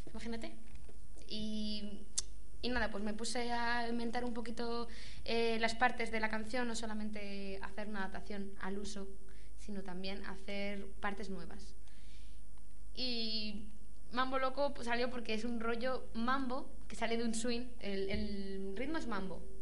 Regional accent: Madrid, Community of Madrid, Spain; also born or lived in Barcelona; cuando yo vivía en Barcelona. Lo que pasa es que tenía pensado marcharme, volver a Madrid, porque yo soy aquí de Madrid.

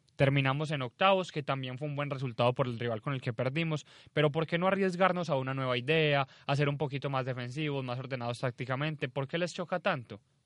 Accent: Colombia

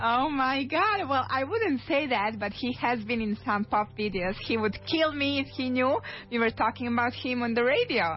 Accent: Serbia; now in Madrid, Spain; I'm actually from Serbia

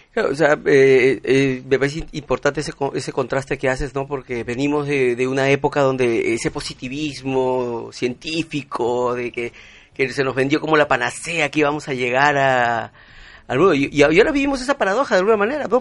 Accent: Peru; como ciudadano, como, como peruano

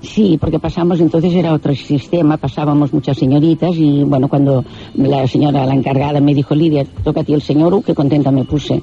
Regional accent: Catalonia, Spain; yo soy catalana, estoy en Barcelona

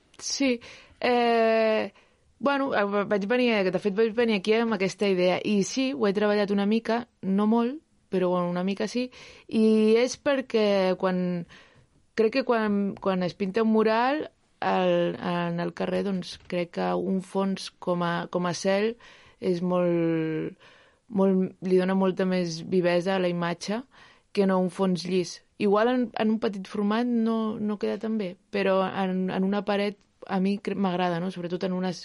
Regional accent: Sant Feliu de Llobregat, Catalonia, Spain; allà a Sant Feliu, que és d'on soc, a Sant Feliu de Llobregat

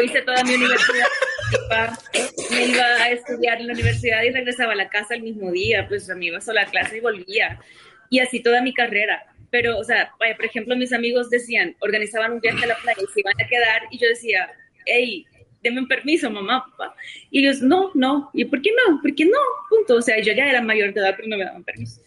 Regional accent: San Martín, San Salvador, El Salvador; moved away as an adult; also born or lived in Soyapango, El Salvador / South Korea / Brazil; Viví, viví, en Soyapango los primeros cinco años de mi vida. Ah. Eh, y ahí, o sea, nací en el 84, justo en medio del conflicto civil.

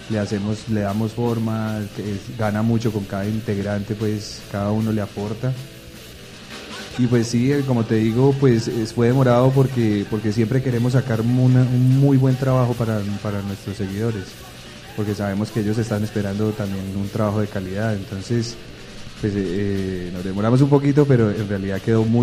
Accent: Pereira, Risaralda, Colombia; moved away as an adult; now in Los Angeles, United States; yo muy feliz de estar en mi tierra

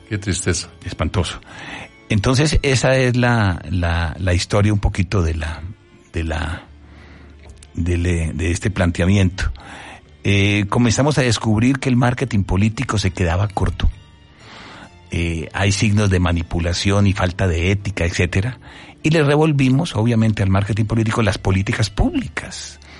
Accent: Bogotá, Colombia; moved away as an adult; now in Puebla, Mexico; y toda mi vida fue en Bogotá. Entonces soy bogotano.

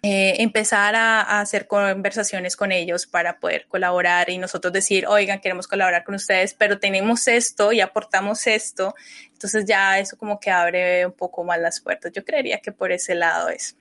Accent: Colombia; also born or lived in Guanajuato, Mexico; nosotras como colombianas

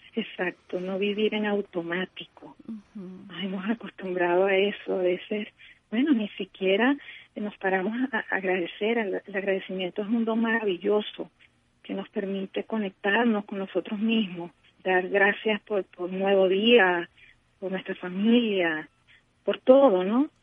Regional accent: Venezuela; en nuestro amado país

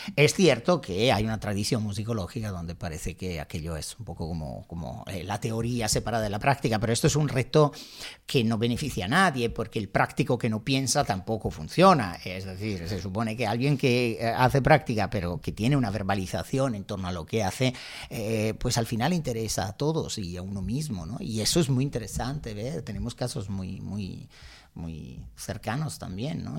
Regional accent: Milan, Lombardy, Italy; accent: Italian; Spanish is a second language; moved away as an adult; now in Spain; yo nací en Milán, pero realmente no crecí en la ciudad.

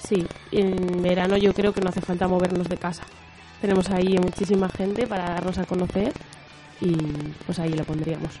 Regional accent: Laredo, Cantabria, Spain; al ser de aquí me supone menos esfuerzo y darme a conocer en mi tierra también me incentiva más

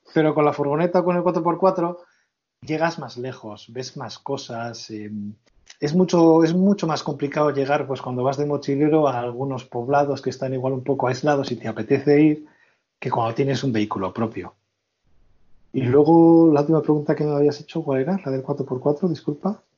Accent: Portugalete, Basque Country, Spain; soy vecino de Portugalete

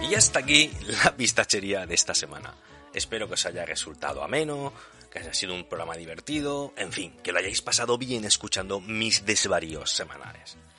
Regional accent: Region of Murcia, Spain; mi pueblo está perdido en un rincón de Murcia

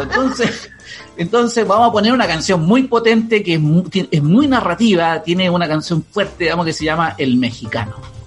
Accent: Chile; como chilenos

